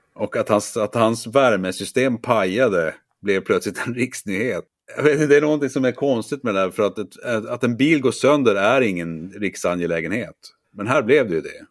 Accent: Norrbotten County, Sweden; jag då är född och uppvuxen i Norrbotten

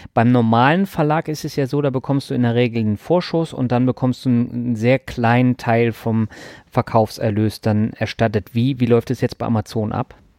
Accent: Lübeck, Schleswig-Holstein, Germany; meiner Heimatstadt

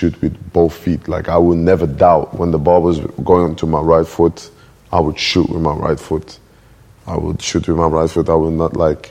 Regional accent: Antwerp, Flanders, Belgium; moved away; also born or lived in Brussels / Molenbeek; I was born in Belgium, born in Antwerp

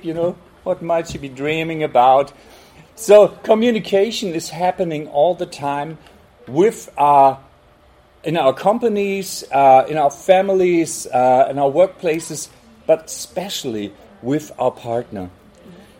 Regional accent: Hamburg, Germany; we're from Hamburg

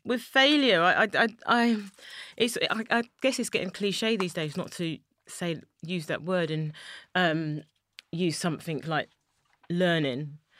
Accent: London, United Kingdom; I'm a black woman from East London, born and raised in Poplar

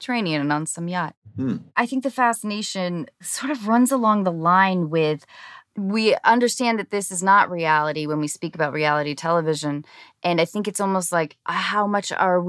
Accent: Seattle, Washington, United States; I grew up in Seattle in the 80s and 90s

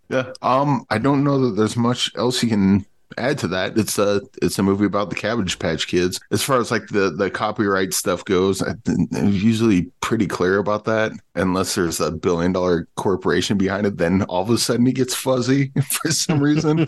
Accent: Midwest, United States; I, I grew up in the Midwest.

